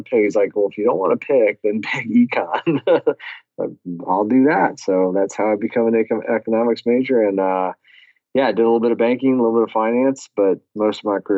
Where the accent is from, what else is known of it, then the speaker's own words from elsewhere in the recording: San Antonio, Texas, United States; Yeah, I'm from San Antonio, but happen to be speaking to you today from AF Group headquarters in Lansing, Michigan.